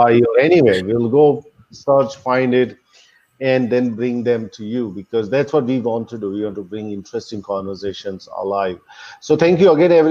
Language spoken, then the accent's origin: English; India; I'm Indian and I'm in my home state, which is known for entrepreneurs